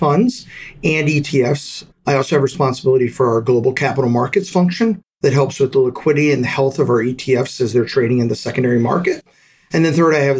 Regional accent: Delaware, United States; I grew up in Delaware

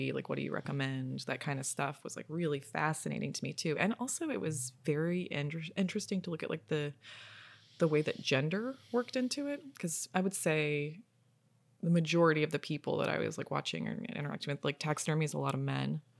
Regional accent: Florida, United States; and also just like growing up in Florida, like there's tons of taxidermy around all the time.

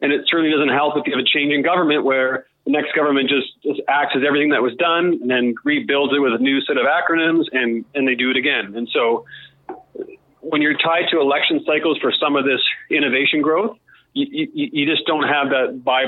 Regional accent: Australia; I think a lot of it actually has to come with, you know, being Australian and being in this part of the world and that whole tyranny of distance.

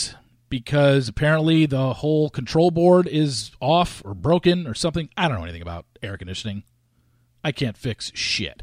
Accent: New York, United States; I was born in New York

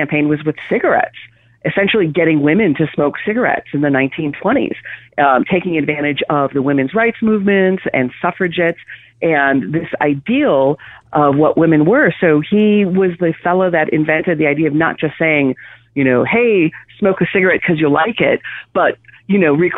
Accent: Wisconsin, United States; growing up in Wisconsin, Canada light, as we usually like to say. We grew up with these recipes

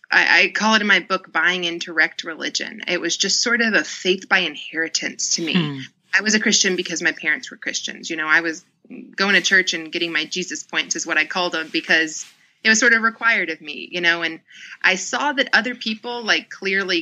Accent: the Bible Belt, United States; now in Atlanta, United States; I grew up in the Bible Belt. I'm in Atlanta

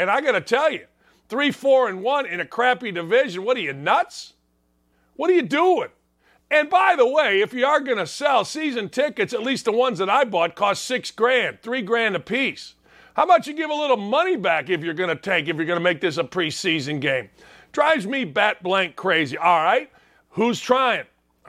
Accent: near Northwestern, Illinois, United States; Northwestern's by my hometown.

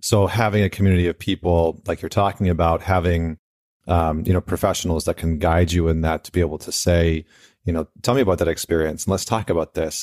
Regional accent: Canada; I'm Canadian

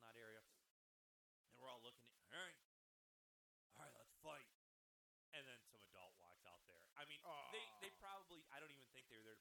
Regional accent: Midwest, United States; accent: Midwestern; my Midwestern accent

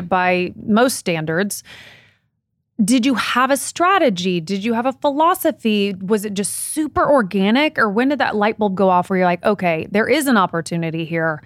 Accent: Midwest, United States; I grew up in the Midwest.

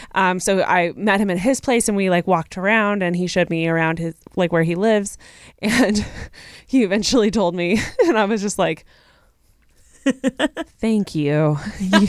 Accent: Texas, United States; I am from Texas

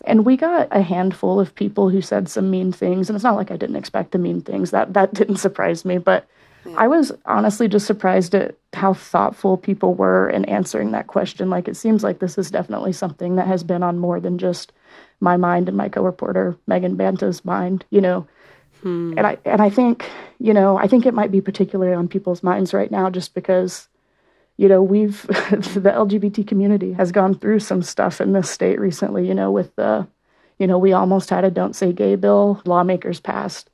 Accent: Oklahoma, United States; now in Salt Lake City, United States; I'm from Oklahoma.

